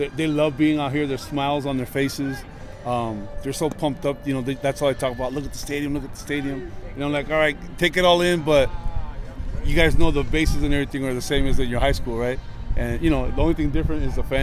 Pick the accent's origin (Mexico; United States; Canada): Mexico; Tijuana, Baja California; Tijuana, Mexico